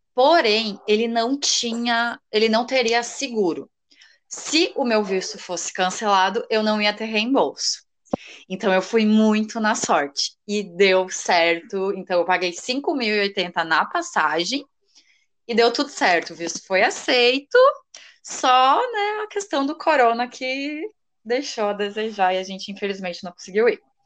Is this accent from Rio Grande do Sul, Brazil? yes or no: yes; Rio Grande do Sul, Brazil; also born or lived in Arroio do Meio; eu sou gaúcha, moro numa cidade bem pequenininha aqui do Rio Grande do Sul, Arroio do Meio